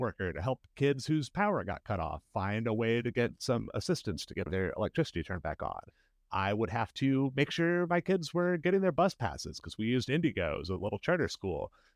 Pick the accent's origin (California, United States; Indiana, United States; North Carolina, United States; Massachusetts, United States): Indiana, United States; Indianapolis; I grew up in Irvington, which is a neighborhood most people have heard of if they've heard of any Indianapolis neighborhoods